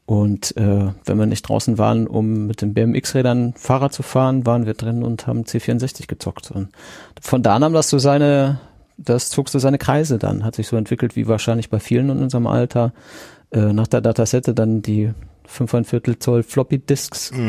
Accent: Siegen, North Rhine-Westphalia, Germany; born there; geboren bin ich in Siegen, das hatten wir schon, und das ist äh, am 30. Juni 1976 gewesen.

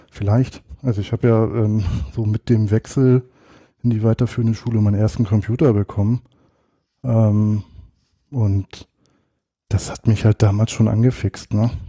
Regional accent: Northern Germany, Germany; Ich war schon immer und bin auch immer äh, gebürtiger Norddeutscher

